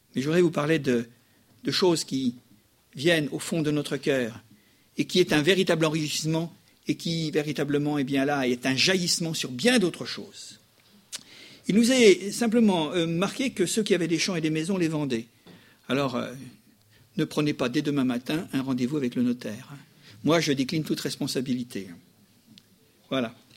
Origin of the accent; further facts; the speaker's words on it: France; chez nous, en France